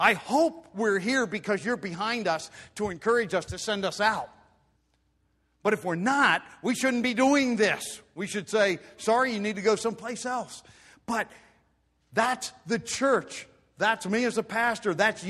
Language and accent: English; Pennsylvania Dutch country, United States; growing up in Pennsylvania, Dutch country.